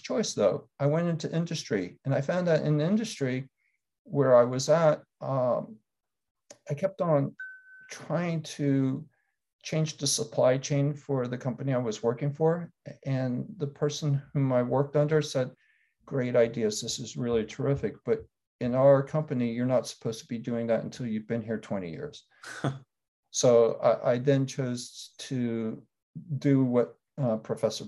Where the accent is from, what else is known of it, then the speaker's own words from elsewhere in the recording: Washington, District of Columbia, United States; I'm a Washingtonian, so I didn't go far, though I did go all the way across the country to go to university.